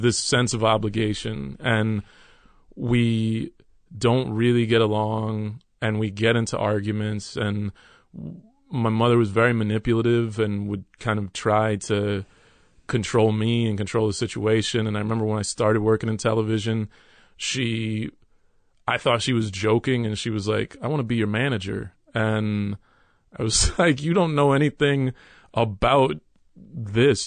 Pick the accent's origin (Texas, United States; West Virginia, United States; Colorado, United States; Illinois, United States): Texas, United States; Dallas; also born or lived in New York City; now in Brooklyn, United States; my mother, stepfather, and I moved to Texas, and we moved to Dallas, Texas